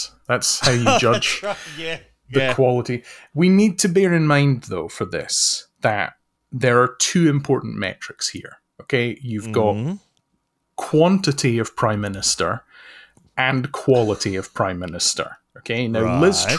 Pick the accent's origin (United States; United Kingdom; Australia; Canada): United Kingdom; feeling embarrassed is the normal state of being for British people.